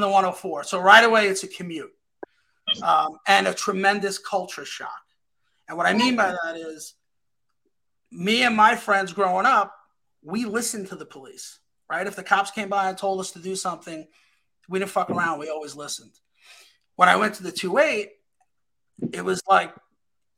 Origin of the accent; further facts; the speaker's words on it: New York City, New York, United States; I grew up in the 104. I've lived in the 104.